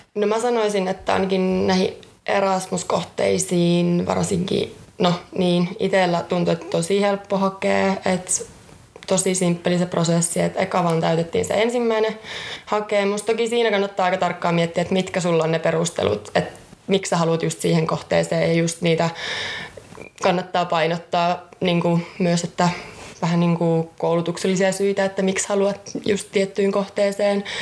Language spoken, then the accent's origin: Finnish; Jyväskylä, Central Finland, Finland; Oon ihan alun perin Jyväskylästä